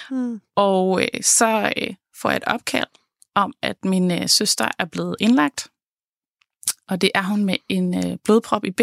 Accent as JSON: {"language": "Danish", "region": "Jutland", "country": "Denmark", "said": "jeg tager så hjem til Jylland, hvor jeg kommer fra"}